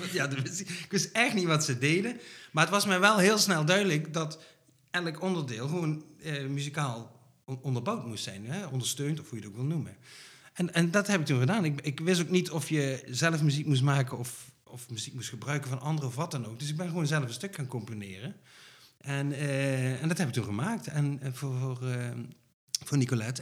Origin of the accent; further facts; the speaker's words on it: Limburg, Netherlands; moved away as an adult; now in North Brabant, Netherlands; Van Limburg, Ja, echt een Limburger. Ik woon al, eh, hoe lang? 16 jaar in Brabant, maar ik blijf Limburger